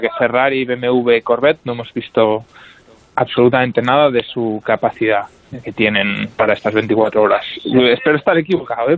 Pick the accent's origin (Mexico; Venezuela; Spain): Spain; somos tres españoles